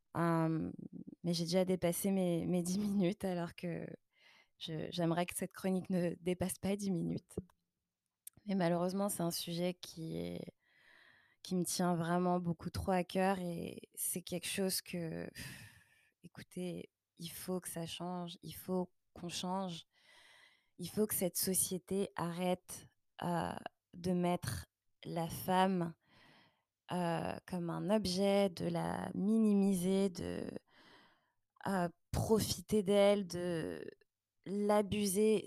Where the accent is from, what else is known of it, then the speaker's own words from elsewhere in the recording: Paris region, Île-de-France, France; moved away as an adult; now in Montreal, Canada; en région parisienne, là d'où je viens